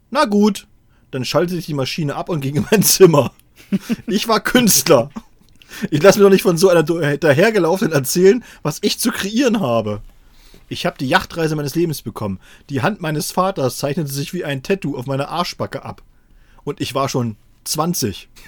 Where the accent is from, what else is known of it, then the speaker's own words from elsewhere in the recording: Saxony-Anhalt, Germany; Wir sind aus Sachsen-Anhalt in den Westen gefahren und unser erster Stopp war in Seesen.